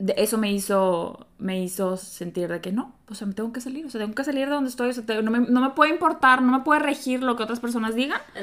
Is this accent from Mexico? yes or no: yes; Mexico; como bonita latina, mexicana